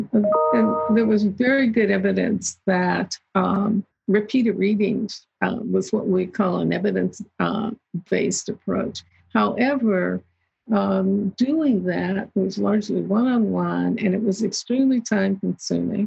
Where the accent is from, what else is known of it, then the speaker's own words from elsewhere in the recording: southeast of Pittsburgh, Western Pennsylvania, United States; I grew up in Western Pennsylvania, just southeast of Pittsburgh, and actually a steel mill town